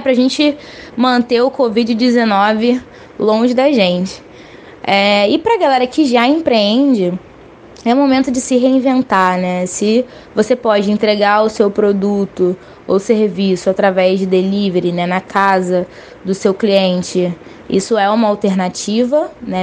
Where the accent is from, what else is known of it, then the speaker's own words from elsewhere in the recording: Rio de Janeiro, Brazil; sou carioca, de 24 anos